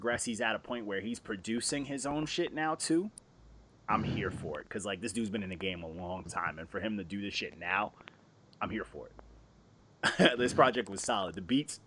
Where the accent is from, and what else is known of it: New York, United States